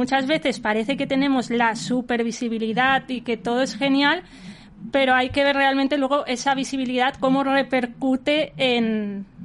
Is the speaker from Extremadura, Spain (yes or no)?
no; Valencian Community, Spain; Yo soy valenciana.